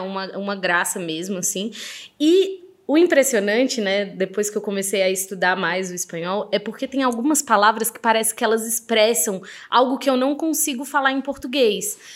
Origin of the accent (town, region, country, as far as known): Brazil; born or raised there